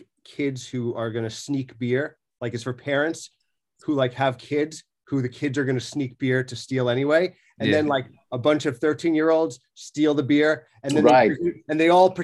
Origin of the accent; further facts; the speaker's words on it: New York, United States; I'm from Long Island.